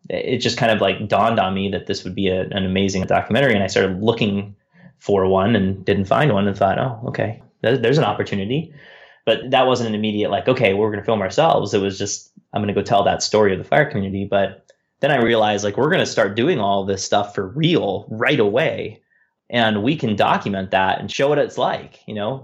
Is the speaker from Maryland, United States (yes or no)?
no; San Diego, California, United States; moved away; I was born in San Diego. I've lived there many times, and, um, it'll always be a home away from home